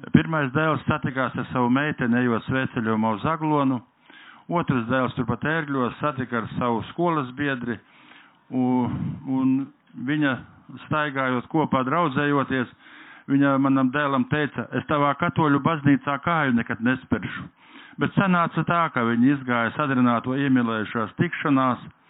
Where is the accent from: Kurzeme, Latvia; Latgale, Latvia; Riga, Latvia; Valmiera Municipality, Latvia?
Latgale, Latvia; Es nākam no Latgales nāku